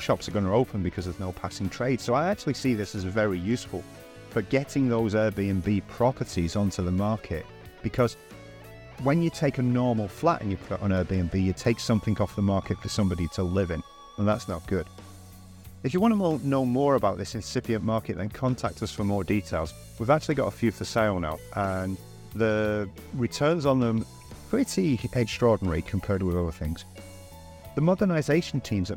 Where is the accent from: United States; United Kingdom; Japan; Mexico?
United Kingdom; moved away as an adult; now in Valencia, Spain; I walk down the street of my hometown